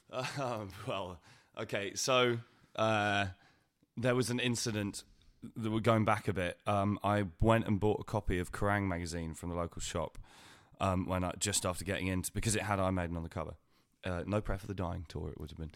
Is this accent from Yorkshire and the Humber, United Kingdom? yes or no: no; Winchester, South East England, United Kingdom; I grew up in Winchester